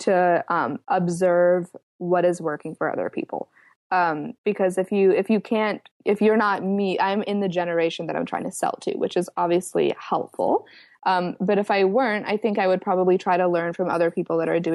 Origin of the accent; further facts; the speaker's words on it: Atlanta, Georgia, United States; we are from Atlanta, which is a hub for sex trafficking